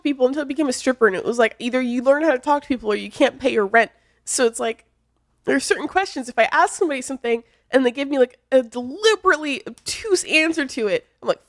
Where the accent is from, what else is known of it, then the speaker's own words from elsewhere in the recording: Nashville, Tennessee, United States; also born or lived in St. Louis; now in California, United States; I'm from Nashville.